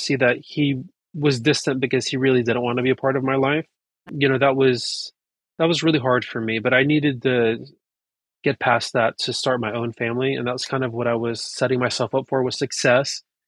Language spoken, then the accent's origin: English; North Carolina, United States; now in New York City, United States; My partner is American and I grew up in North Carolina. So I'm like a Persian redneck